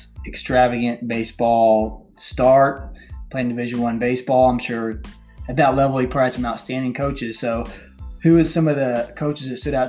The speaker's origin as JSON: {"language": "English", "town": "Evansville", "region": "Indiana", "country": "United States", "tie": "born or raised there", "said": "I grew up in Evansville, Indiana, and I was an IU fan"}